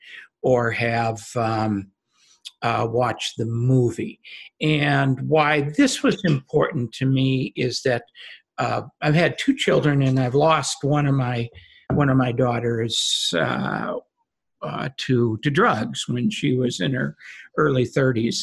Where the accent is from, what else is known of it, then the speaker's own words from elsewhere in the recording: Minnesota, United States; moved away as an adult; now in California, United States; born and raised in Minnesota, got married in Minnesota, and in 1979 left Minnesota to come to California